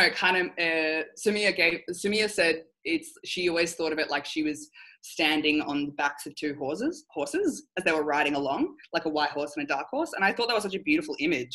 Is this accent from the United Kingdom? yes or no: no; Australia; also born or lived in Tonga (ancestry); I culturally identify as Tongan Australian.